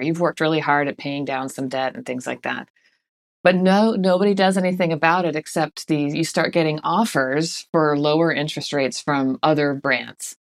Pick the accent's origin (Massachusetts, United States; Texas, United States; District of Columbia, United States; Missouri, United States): Massachusetts, United States; Boston; moved away; I'm from Boston originally, so we say wicked fast where I'm from